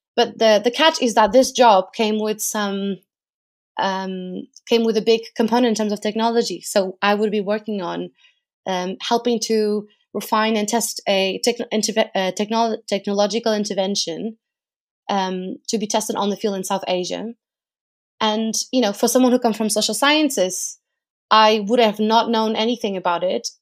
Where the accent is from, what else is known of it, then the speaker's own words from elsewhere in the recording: Portugal; moved away as an adult; now in United Kingdom; I am from Portugal. I lived in the U K for over five years now